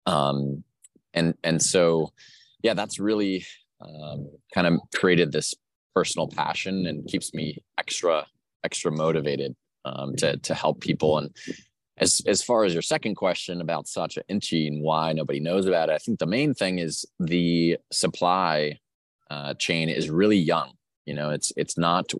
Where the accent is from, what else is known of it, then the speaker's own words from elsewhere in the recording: Vermont, United States; moved away as an adult; also born or lived in New York City; now in New Orleans, United States; I grew up in Vermont and then lived in New York City for a while